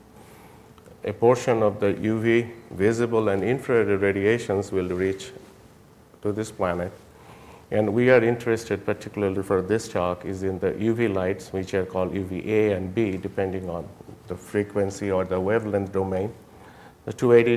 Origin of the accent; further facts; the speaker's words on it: Jaipur, Rajasthan, India; moved away; I was born in Jaipur, India